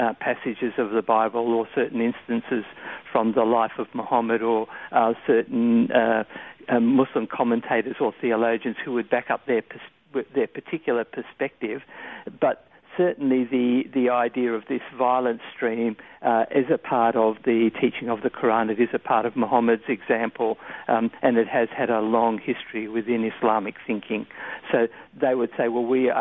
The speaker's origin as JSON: {"language": "English", "country": "Australia", "said": "Australians by nature, we tend to be pretty easygoing and reasonably accepting of other cultures"}